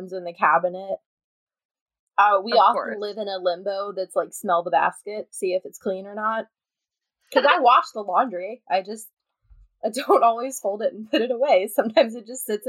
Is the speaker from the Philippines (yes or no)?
no; Midwest, United States; moved away as an adult; We're from the Midwest where bugs and animals go away for like 6 months out of the year.